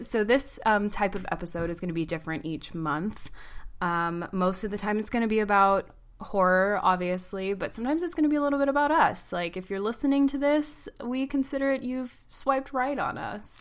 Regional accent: Atlanta, Georgia, United States; moved away as an adult; also born or lived in Oklahoma City; now in New York, United States; I'm from Atlanta

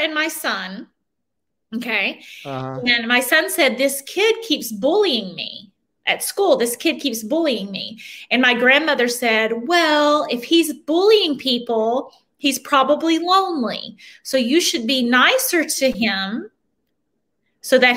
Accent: Knoxville, Tennessee, United States; also born or lived in Memphis, Tennessee; I was raised on the other side of the state. Okay. In Knoxville

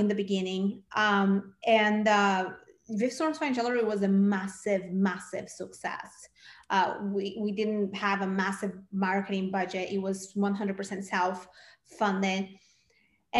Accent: Brazil; moved away as an adult; now in United States; I'm originally from Brazil. And when I first came to the States, I came to go to film school

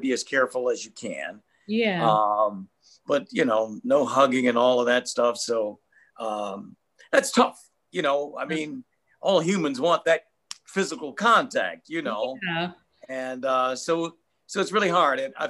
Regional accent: Detroit, Michigan, United States; I'm a brother from Detroit.

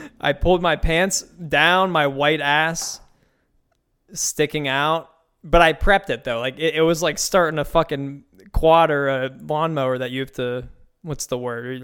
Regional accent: Pittsburgh, Pennsylvania, United States; moved away as an adult; now in Tampa Bay area, United States; where I grew up in Pittsburgh

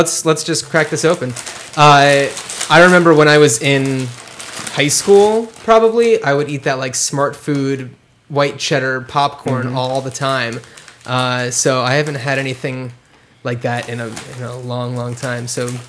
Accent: Cranford, New Jersey, United States; I'm from Cranford, New Jersey.

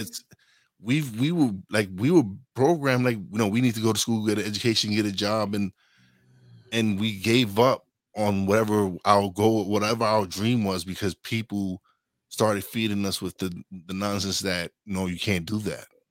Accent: New York City, New York, United States; I'm from Brooklyn.

